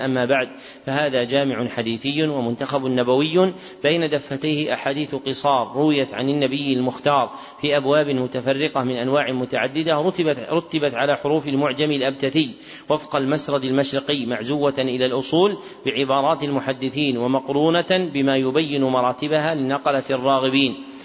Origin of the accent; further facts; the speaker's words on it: Najd, Saudi Arabia; منهم من أهل بلدنا نجد